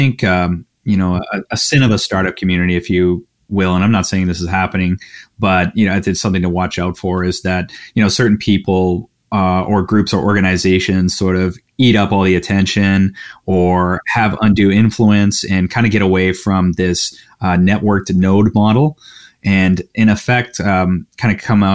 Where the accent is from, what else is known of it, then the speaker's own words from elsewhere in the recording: Canada; I'm Canadian